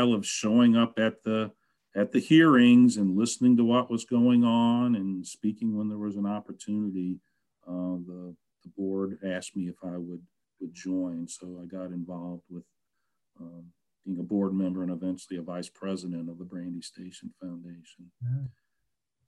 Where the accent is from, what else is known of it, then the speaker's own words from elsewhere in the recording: St. Louis, Missouri, United States; moved away; I grew up in St. Louis